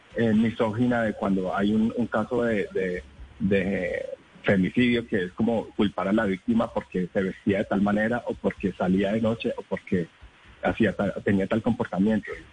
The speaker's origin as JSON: {"language": "Spanish", "town": "Villavicencio", "region": "Meta", "country": "Colombia", "also_born_or_lived": "Bogotá", "moved": "yes", "lives_now": "Medellín, Colombia", "said": "yo soy de Villavicencio, viví mucho tiempo en Bogotá"}